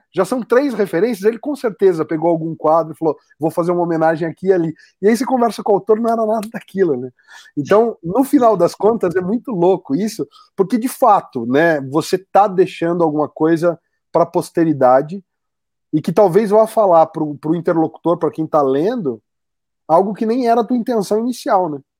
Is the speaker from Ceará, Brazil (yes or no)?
no; São Paulo, Brazil; eu sou do interior de São Paulo e fui estudar em São Paulo, né? Na capital.